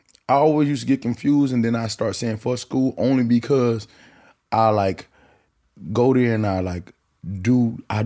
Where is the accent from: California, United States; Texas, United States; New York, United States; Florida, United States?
California, United States; Long Beach; I was in Long Beach